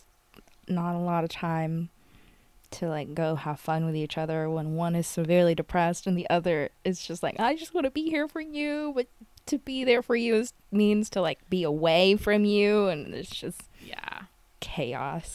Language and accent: English; United States; I grew up mainly in the United States